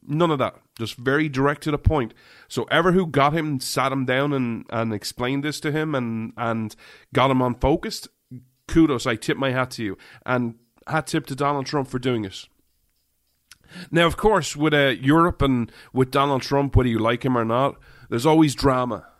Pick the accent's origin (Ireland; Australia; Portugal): Ireland; I'm an Irishman